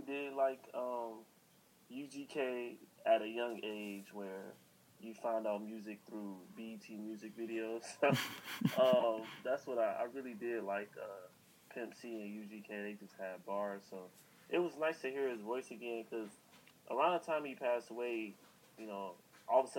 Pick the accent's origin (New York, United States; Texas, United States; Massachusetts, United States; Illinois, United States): Illinois, United States; Chicago; we're both from Chicago.